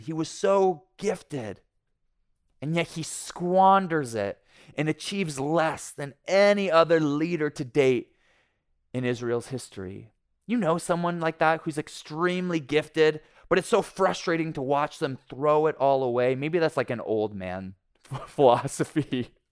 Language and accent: English; Ontario, Canada; moved away; I was raised in Ontario, and like most Ontarians, I bled blue and white